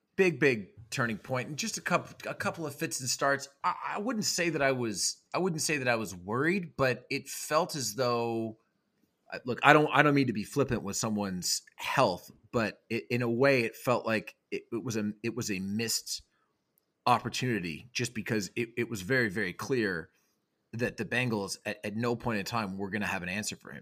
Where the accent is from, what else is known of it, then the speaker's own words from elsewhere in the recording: Canada; I'm Canadian